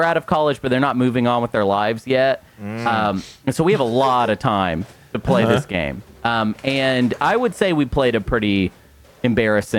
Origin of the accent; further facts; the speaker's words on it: Arkansas, United States; moved away; We're all Arkansans